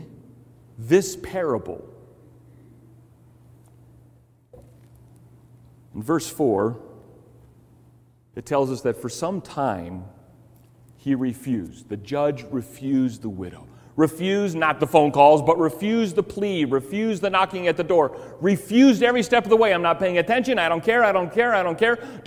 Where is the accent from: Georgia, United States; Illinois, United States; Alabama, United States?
Illinois, United States; Chicago; Growing up in Chicago, our house that we lived in had termite problems